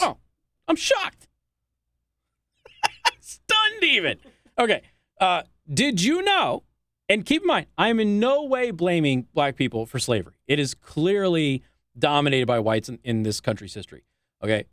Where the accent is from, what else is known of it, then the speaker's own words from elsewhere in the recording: Southwest, United States; now in Mishawaka, Indiana, United States; I'm from the Southwest